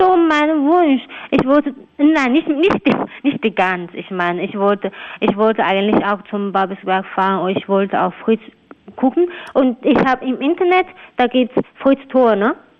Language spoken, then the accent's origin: German; China; German is a second language; now in Germany; in China trinken wir